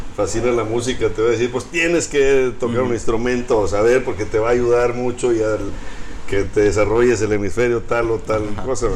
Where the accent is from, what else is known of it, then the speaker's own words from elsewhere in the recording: Monterrey, Nuevo León, Mexico; Sí, yo nací aquí en Monterrey. Mis papás también nacieron aquí en Monterrey